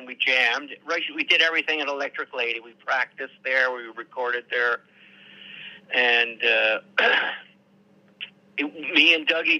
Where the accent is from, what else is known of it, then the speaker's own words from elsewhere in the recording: New York, United States; Oh, yeah, I'm from New York, yeah.